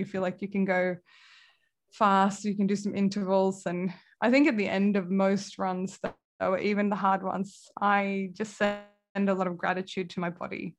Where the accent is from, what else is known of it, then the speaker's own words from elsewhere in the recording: Kalmar, Kalmar County, Sweden; moved away as an adult; also born or lived in Manchester, United Kingdom / Leeds, United Kingdom / San Francisco, United States; now in Melbourne, Australia; my hometown, Kalmar in Sweden